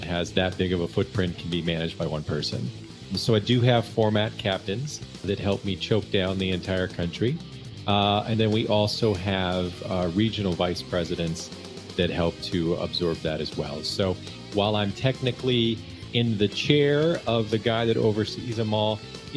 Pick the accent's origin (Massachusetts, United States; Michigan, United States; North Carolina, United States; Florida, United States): Michigan, United States; I grew up in Michigan.